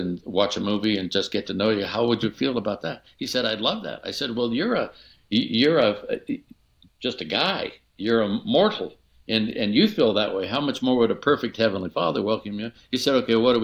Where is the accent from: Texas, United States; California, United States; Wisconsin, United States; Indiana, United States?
California, United States; Oakland; moved away; I'm a kid from East Oakland